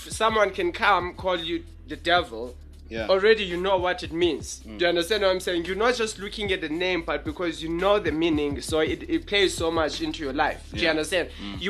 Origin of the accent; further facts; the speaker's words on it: Johannesburg, Gauteng, South Africa; I'm from Southfields